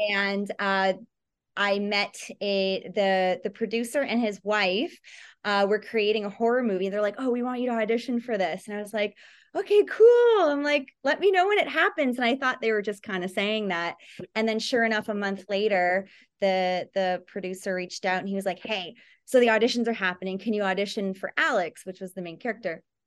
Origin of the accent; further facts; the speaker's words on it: Toronto, Ontario, Canada; now in Los Angeles, United States; I grew up in Toronto